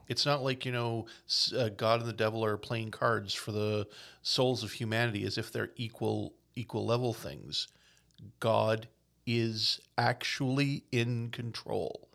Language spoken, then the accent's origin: English; Newfoundland and Labrador, Canada; I am a traditional Newfoundlander. I'm from the Bay. I, you know, and, and until I was, like, in my twenties, I'd never really left Newfoundland